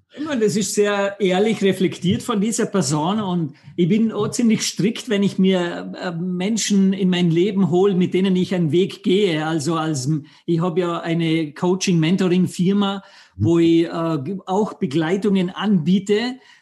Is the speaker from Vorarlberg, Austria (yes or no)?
yes; Vorarlberg, Austria; ich bin aus Vorarlberg, Österreich, am wunderschönen Bodensee aufgewachsen